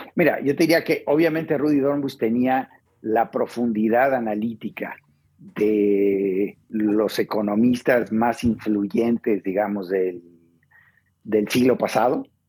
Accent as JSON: {"language": "Spanish", "country": "Mexico", "tie": "born or raised there", "also_born_or_lived": "Argentina", "said": "yo crecí en Argentina, como bien dice, hasta los 10 años fui al, colegio primario en Argentina, luego mi familia se fue a México y luego crecimos en México"}